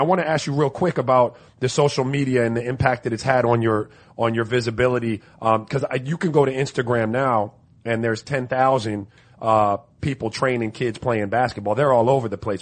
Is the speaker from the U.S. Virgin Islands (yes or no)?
yes; U.S. Virgin Islands; I was born in St. Croix